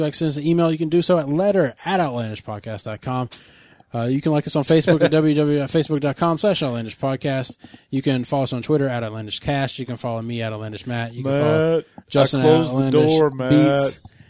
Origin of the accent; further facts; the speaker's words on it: Australia; I explained it once to my wife, who's a native of the San Francisco Bay Area, as Australian varieties of English having a lot more vowels than most American varieties. But in exchange, we lost those final and intermediary R's.